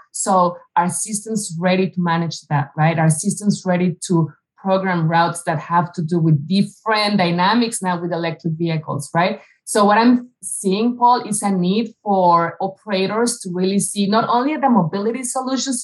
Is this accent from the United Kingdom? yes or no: no; Mexico City, Mexico; moved away as an adult; now in United States; I grew up in Mexico City. I was there for the first almost 30 years of my life.